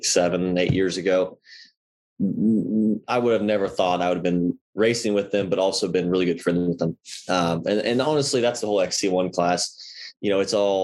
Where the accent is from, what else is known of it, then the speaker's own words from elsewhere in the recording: Indiana, United States; I grew up in Indiana.